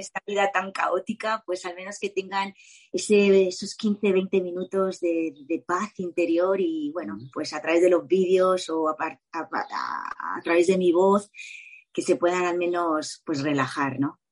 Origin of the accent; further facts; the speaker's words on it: Mallorca, Balearic Islands, Spain; me quedo con mi isla, por supuesto, que es Mallorca